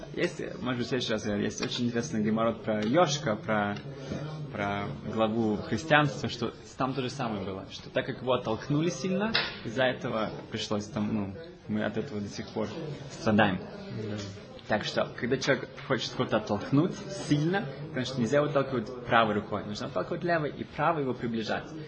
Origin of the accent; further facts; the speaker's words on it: Germany; я из Германии